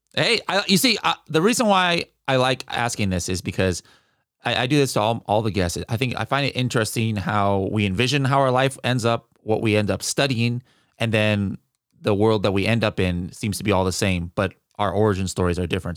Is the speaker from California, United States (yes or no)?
yes; California, United States; I'm from California